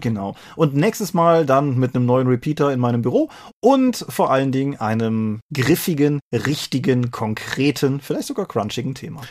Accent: Rhineland, Germany; als Rheinländer

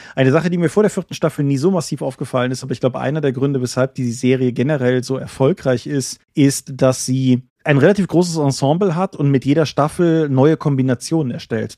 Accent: Germany; bei uns in Deutschland

